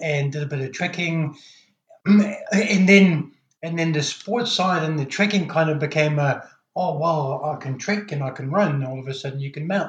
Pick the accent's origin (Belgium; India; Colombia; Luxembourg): Belgium; moved away; I'm originally from Belgium